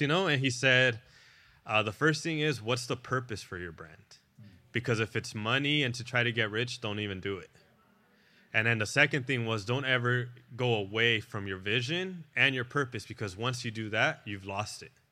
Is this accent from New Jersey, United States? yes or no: no; National City, California, United States; moved away; I'm from National City down in San Diego.